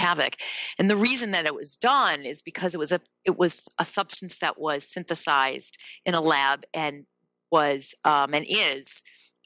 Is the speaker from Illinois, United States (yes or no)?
yes; Evanston, Illinois, United States; I am from the Chicago area, Evanston, which is where I live now.